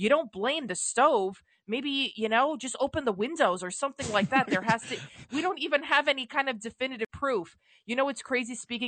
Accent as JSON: {"language": "English", "town": "New York City", "region": "New York", "country": "United States", "tie": "born or raised there", "said": "I grew up in the Bronx, and then we moved to a two family, which is kind of like a small building."}